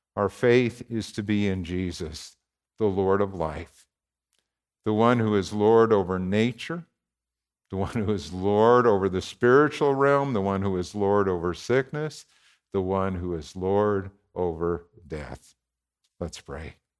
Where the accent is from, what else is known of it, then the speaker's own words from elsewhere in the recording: Warren, Minnesota, United States; Warren, my hometown